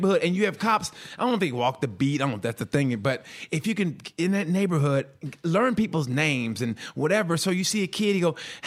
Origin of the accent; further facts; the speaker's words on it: Oklahoma, United States; moved away; also born or lived in Chicago / Texas / California; I was literally just a wide-eyed country boy so much when I left Oklahoma to go to Chicago